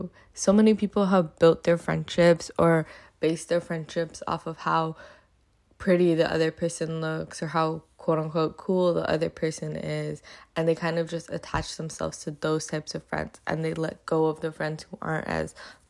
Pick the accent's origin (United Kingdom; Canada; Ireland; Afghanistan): Afghanistan; I've posted about the things going on in my home country of Afghanistan